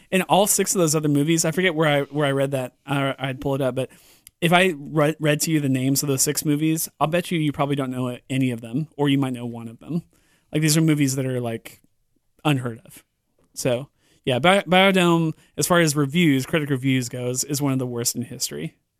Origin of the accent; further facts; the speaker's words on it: California, United States; moved away; I grew up in California on the, the West Coast